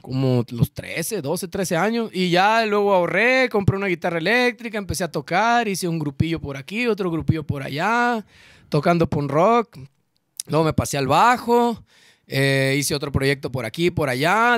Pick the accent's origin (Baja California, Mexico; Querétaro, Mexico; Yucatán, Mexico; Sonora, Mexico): Sonora, Mexico; Ciudad Obregón; also born or lived in Mexico City; si somos de Obregón